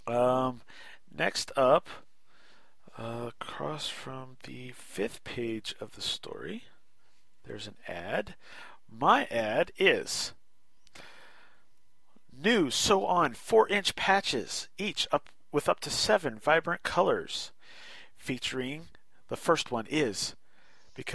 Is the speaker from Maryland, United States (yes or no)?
yes; Maryland, United States; growing up in Maryland